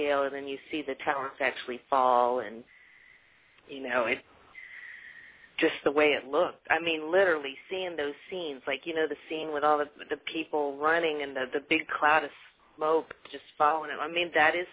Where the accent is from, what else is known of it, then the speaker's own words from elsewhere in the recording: Louisiana, United States; moved away; when I was growing up in Louisiana